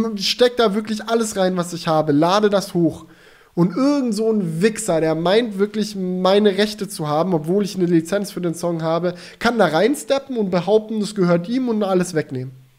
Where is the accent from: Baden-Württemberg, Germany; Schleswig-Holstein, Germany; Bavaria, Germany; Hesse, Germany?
Baden-Württemberg, Germany; Swabia; moved away; ich bin ja auch in, im Schwabenländle zur Schule gegangen